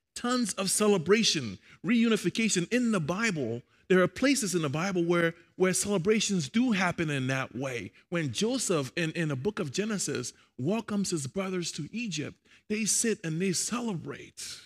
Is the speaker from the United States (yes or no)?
no; Liberia; I'm Liberian, by the way. I'm from Liberia, West Africa.